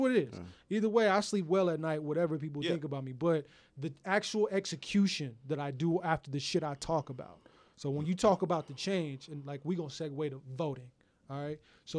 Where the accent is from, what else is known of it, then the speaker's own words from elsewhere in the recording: Houston, Texas, United States; moved away; growing up in Houston, in the South